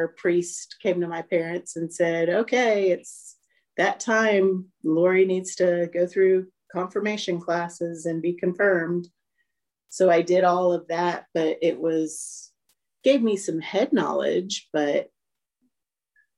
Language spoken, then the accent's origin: English; Maryland, United States; now in Newnan, United States; I grew up in Maryland, just outside of DC